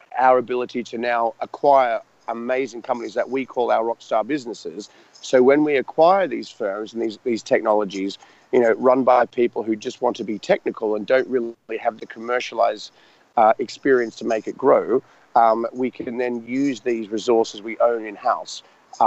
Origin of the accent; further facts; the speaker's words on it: Australia; moved away as an adult; also born or lived in Richmond, London; now in London, United Kingdom; as this Australian guy without any real contacts over in London